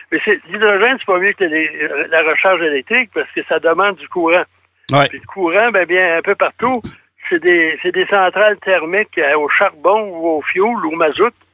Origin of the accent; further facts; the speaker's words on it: Thetford Mines, Quebec, Canada; moi, je suis allé récemment à Thetford Ça faisait longtemps que je n'étais pas allé, c'est ma ville natale.